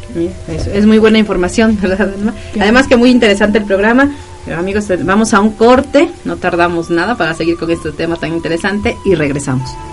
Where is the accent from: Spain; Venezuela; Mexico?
Mexico